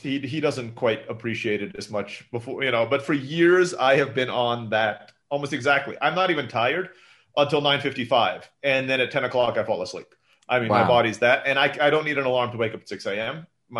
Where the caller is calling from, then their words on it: Mexico; I'm calling in from Mexico today and I'm kind of excited to have a few days off for the holidays